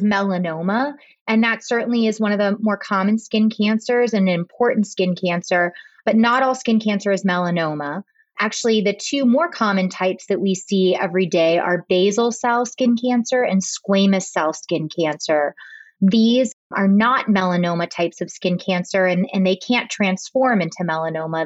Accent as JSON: {"language": "English", "town": "Pittsburgh", "region": "Pennsylvania", "country": "United States", "tie": "born or raised there", "also_born_or_lived": "Boston / Rhode Island", "said": "I've been back in my hometown of Pittsburgh for the last eight years"}